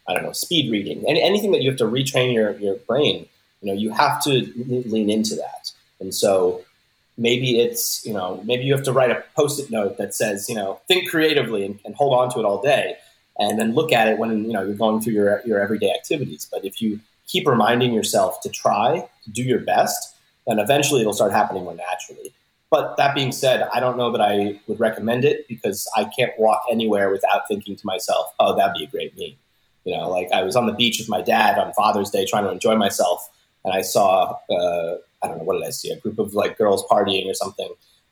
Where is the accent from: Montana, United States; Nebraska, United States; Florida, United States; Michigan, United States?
Florida, United States; South; moved away as an adult; also born or lived in Philadelphia; now in Los Angeles, United States; I grew up in South Florida.